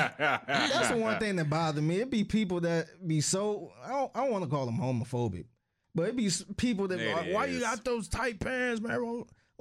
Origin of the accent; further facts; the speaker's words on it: Cleveland, Ohio, United States; hey, you from Cleveland? I'm from Cleveland too.